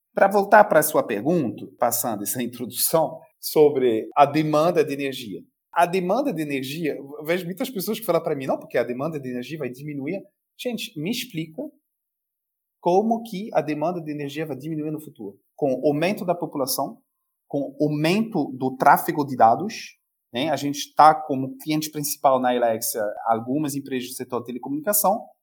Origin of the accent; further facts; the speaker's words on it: France; now in Brazil; Como francês, aí eu pego o chapéu do francês. A gente sabe muito bem pela nossa história